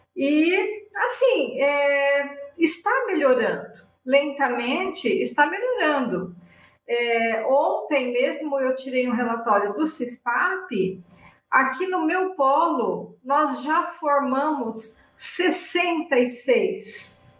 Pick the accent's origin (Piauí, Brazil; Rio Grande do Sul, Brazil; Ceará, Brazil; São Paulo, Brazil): São Paulo, Brazil; near Ibitinga; moved away as an adult; also born or lived in Curitiba; chegou a hora de voltar para minha terra, né? E eu voltei bem próximo da cidade onde eu nasci. Eu nasci numa cidade vizinha, onde mora minha família aqui